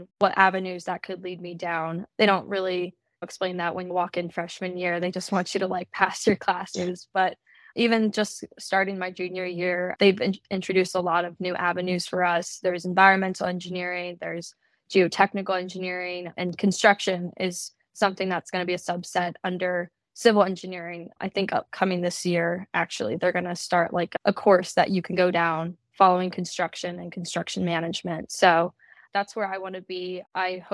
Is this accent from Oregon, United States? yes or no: no; Harrisburg, Pennsylvania, United States; I'm from Harrisburg, Pennsylvania.